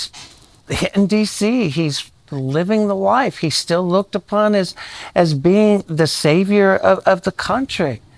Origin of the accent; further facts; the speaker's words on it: rural South Carolina, United States; I grew up in rural South Carolina